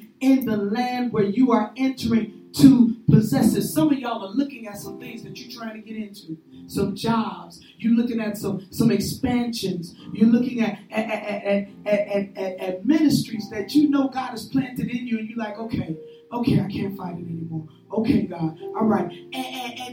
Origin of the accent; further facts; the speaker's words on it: Chicago, Illinois, United States; I'm from Chicago